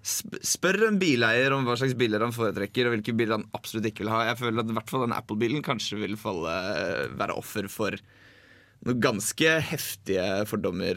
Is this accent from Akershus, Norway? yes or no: no; Drammen, Buskerud, Norway; moved away; Jeg var hjemme i Drammen en tur